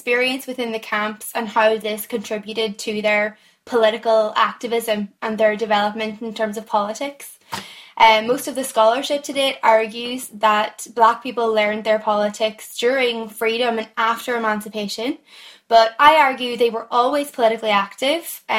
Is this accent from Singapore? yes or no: no; Donegal, Ulster, Ireland; moved away as an adult; now in Belfast, United Kingdom; I'm from Donegal originally